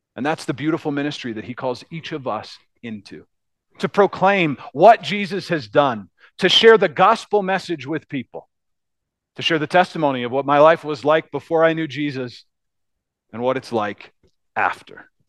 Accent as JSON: {"language": "English", "country": "United States", "said": "as Americans"}